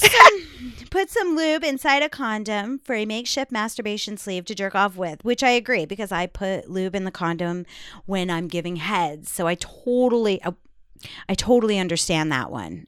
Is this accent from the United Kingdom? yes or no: no; New York, United States; I am from New York